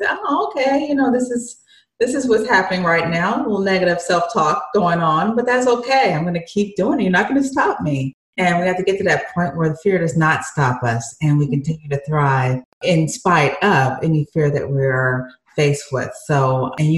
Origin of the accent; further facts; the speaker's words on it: Michigan, United States; moved away; I'm from Michigan originally